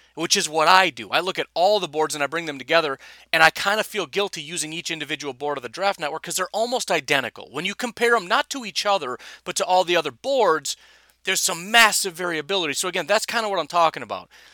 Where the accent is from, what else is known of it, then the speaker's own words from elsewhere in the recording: Illinois, United States; I'm from Illinois